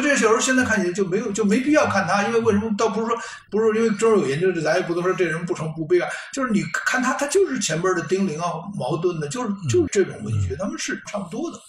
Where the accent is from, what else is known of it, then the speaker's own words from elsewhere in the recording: Beijing, China; 咱们都是老北京人